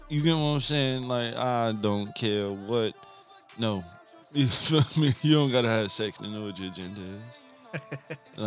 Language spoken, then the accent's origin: English; New Jersey, United States; moved away as an adult; now in Maryland, United States; I'm from Jersey.